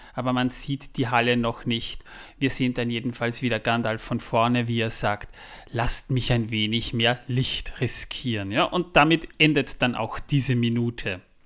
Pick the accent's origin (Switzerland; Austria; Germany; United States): Austria; the region of Zwettl, Lower Austria; aus meiner Region, wo ich herkomme, das Zwettler